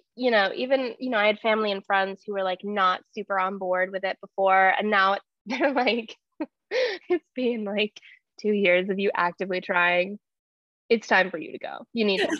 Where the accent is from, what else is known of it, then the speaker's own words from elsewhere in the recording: Chicago, Illinois, United States; also born or lived in London; Chicago, where I have lived my entire life.